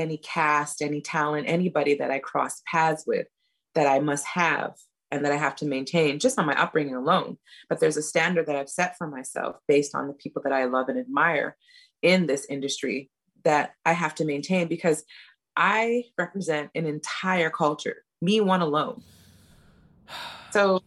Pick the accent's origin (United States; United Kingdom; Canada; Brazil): Canada; Montreal, Quebec; moved away as an adult; I'm not knocking my hometown